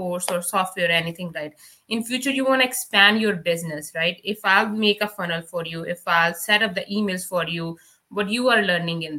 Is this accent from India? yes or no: yes; Punjab, India; English is a second language; moved away as an adult; now in Canada; back home in India